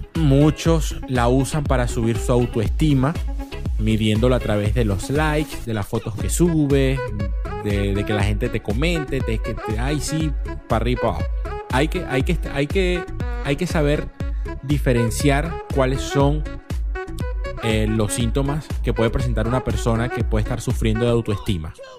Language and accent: Spanish; Venezuela; nosotros como, como, venezolanos